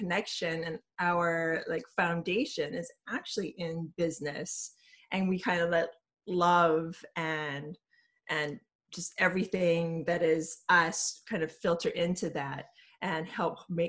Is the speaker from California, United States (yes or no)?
no; Hawaii, United States; also born or lived in New York; now in San Francisco, United States; I'm originally from Hawaii.